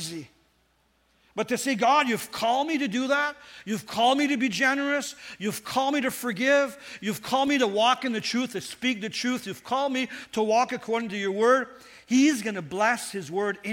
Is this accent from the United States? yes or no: no; Northern Ontario, Canada; I was raised in Northern Ontario